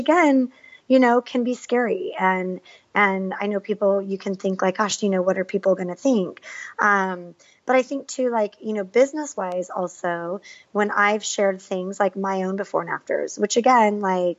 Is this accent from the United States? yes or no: yes; San Diego, California, United States; I grew up in San Diego playing soccer